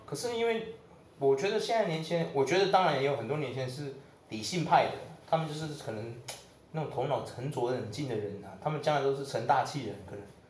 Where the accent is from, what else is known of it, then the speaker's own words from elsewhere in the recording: Taiwan; 我们台湾人